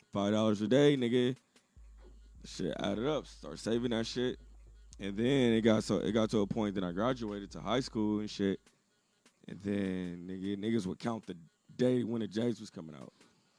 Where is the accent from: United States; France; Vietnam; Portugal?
United States; Inglewood, California; I'm a kid from Inglewood, California. Shout out the Wood, you know what I'm saying? I'm fucking me, man, shit. Grew up in the Wood, went to Westchester.